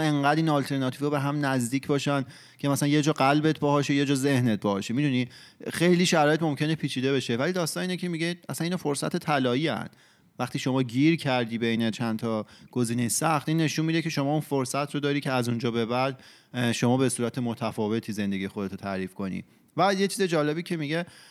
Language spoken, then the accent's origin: Persian; Iran; تو فرهنگ ایران بزرگ شدیم و ایرانی هستیم